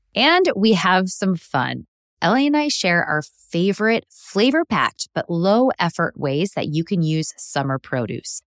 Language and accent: English; Illinois, United States; I grew up in the Midwest in Illinois